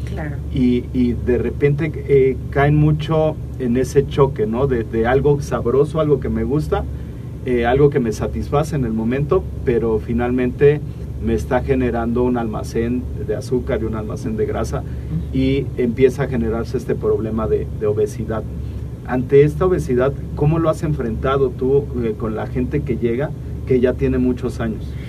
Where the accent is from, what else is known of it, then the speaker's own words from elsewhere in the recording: Oaxaca, Mexico; nosotros que somos de Oaxaca